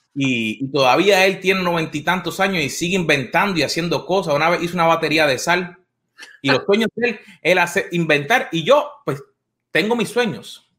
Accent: Puerto Rico; cuando yo crecí en Puerto Rico

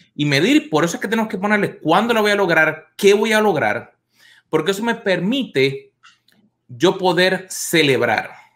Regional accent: Puerto Rico; moved away as an adult; now in United States; Yo llevo acá en los Estados Unidos unos veintitantos años y uno de mis sueños que yo tenía cuando yo vivía en mi país, en Puerto Rico, era venir a los Estados Unidos.

